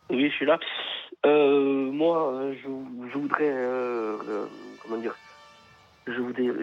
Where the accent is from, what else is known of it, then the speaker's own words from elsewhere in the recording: France; Non, pas ivoirien d'origine, français. Je suis né en France, mais je supporte la Côte d'Ivoire.